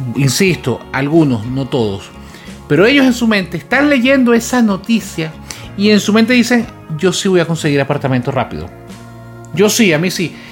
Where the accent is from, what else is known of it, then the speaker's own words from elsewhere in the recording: Venezuela; moved away as an adult; en el momento que emigramos nosotros de Venezuela